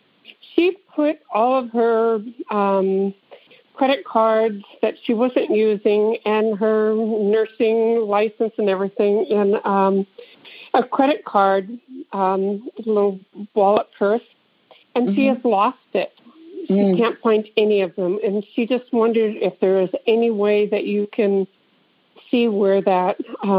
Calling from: California, United States; I'm calling from the Bay Area in California.

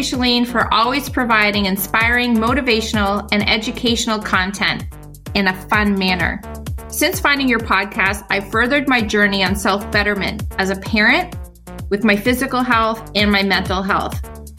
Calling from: Ontario, Canada; I'm calling from Ontario, Canada.

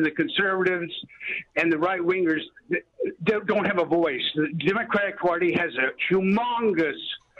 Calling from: California, United States; I'm calling from California

